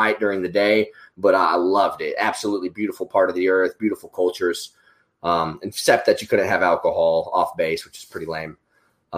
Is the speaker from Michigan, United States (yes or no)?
no; Oklahoma, United States; We're both from Oklahoma